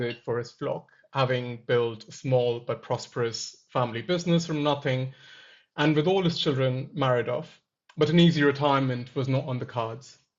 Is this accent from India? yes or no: yes; central India, India; moved away as an adult; now in London, United Kingdom; my hometown in central India